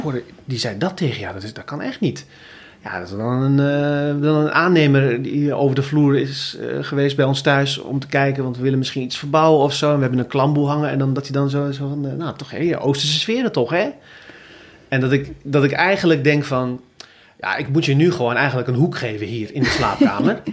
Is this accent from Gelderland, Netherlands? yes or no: yes; Zutphen, Gelderland, Netherlands; in Zutphen, waar ik vandaan kom